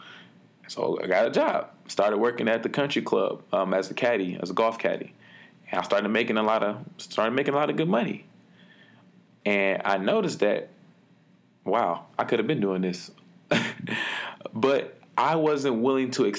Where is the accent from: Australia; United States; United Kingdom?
United States; Detroit, Michigan; When I was younger, growing up in Detroit